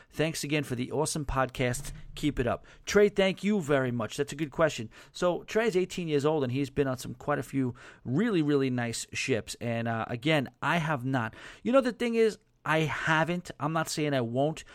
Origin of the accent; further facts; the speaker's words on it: New York, United States; accent: New York; my New York accent